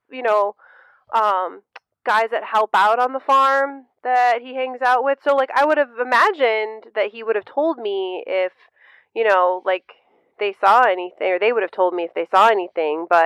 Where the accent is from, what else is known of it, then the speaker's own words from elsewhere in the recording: Kansas, United States; I'm from Kansas.